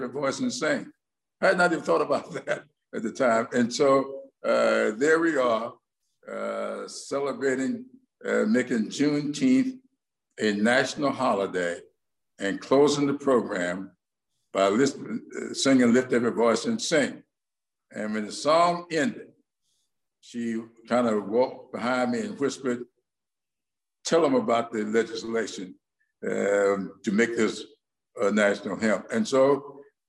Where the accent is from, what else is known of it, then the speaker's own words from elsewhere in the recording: South Carolina, United States; I'm from South Carolina.